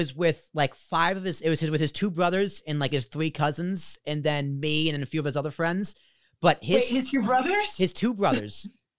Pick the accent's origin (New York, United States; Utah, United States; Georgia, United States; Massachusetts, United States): Massachusetts, United States; Boston; now in Hoboken, United States; I'm from Boston, but I live in Jersey. I live in Hoboken.